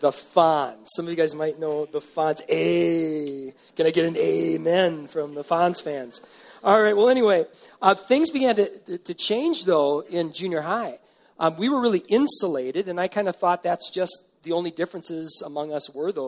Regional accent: Hastings, Minnesota, United States; Went to Kennedy Elementary School in Hastings, Minnesota

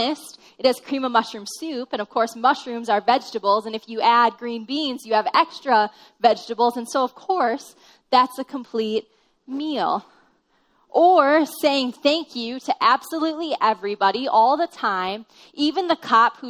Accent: Minnesota, United States; I'm from Minnesota, and we're just really friendly.

